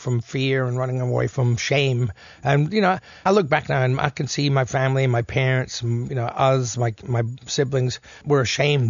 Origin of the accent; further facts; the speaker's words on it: Elizabeth, South Australia, Australia; Heytesbury Road, where I grew up in Elizabeth West